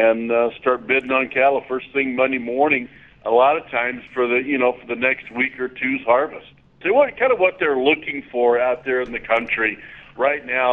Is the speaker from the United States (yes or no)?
yes; southwest Oklahoma, United States; moved away as an adult; also born or lived in Texas; now in Greeley, United States; I grew up in Oklahoma on a small farm and ranch. I grew up with a lot of stocker cattle and mama cows in the very southwest corner of the state